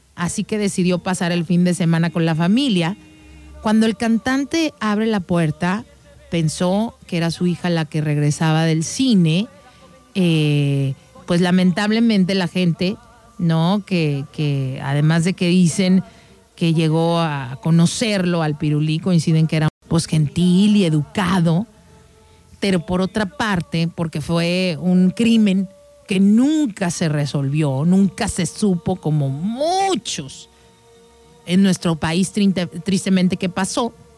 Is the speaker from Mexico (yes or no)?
yes; Mexico; nosotros como mexicanos